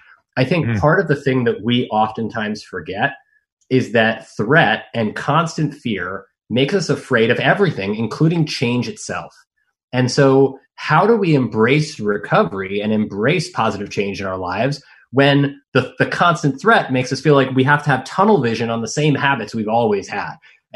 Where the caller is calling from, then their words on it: Monterey, California, United States; I'm calling you from Monterey, California.